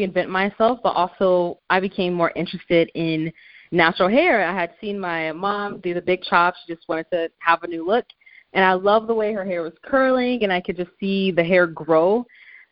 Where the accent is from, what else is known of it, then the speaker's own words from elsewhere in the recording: Tacoma, Washington, United States; also born or lived in Champaign, Illinois; I grew up in Champaign, Illinois, up until I was 9 years old, and then we moved to Tacoma, Washington, so that's pretty much where I grew up for middle school and high school